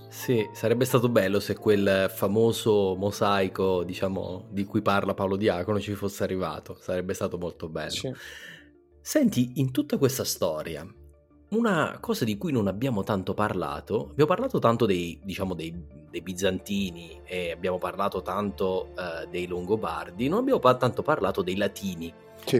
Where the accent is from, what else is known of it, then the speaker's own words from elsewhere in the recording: Abruzzo, Italy; io sono, insomma, sono, abruzzese